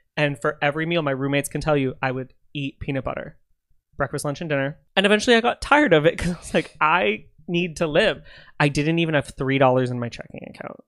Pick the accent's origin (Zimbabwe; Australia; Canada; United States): Canada; I'm Canadian